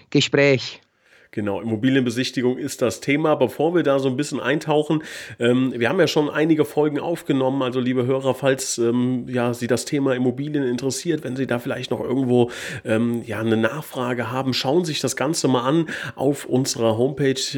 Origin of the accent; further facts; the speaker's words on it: Switzerland; dass man als, als Schweizer es schafft, äh, quasi beides hinzubekommen